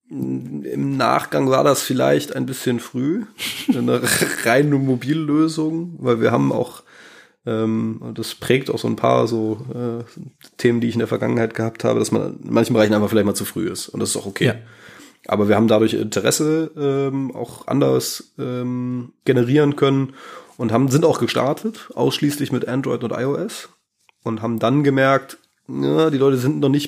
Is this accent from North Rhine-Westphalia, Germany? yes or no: yes; North Rhine-Westphalia, Germany; also born or lived in Darmstadt; also ich komme ursprünglich aus der Ecke von Bonn-Köln